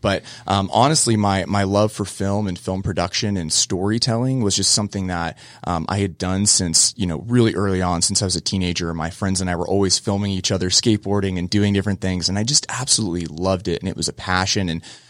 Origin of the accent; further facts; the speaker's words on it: Cocoa, Florida, United States; I grew up in Cocoa, Florida, surfing, skateboarding